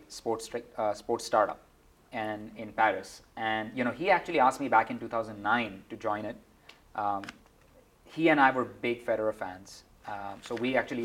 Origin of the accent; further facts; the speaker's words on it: India; moved away as an adult; also born or lived in Mumbai / Georgia Tech, Atlanta, United States; now in United States; I never really had ever imagined I would be working in sports growing up in India.